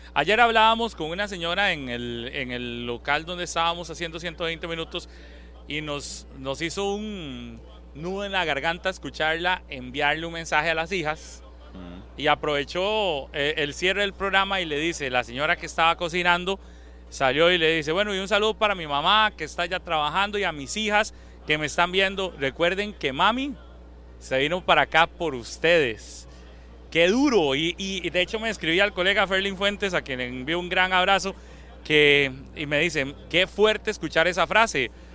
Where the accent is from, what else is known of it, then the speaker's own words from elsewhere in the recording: Costa Rica; somos pulseadores los ticos